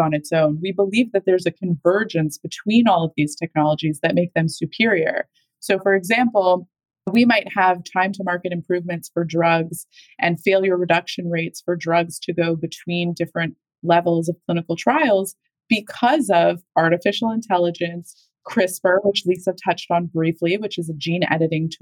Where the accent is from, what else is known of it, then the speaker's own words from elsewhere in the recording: Canada; I am Canadian also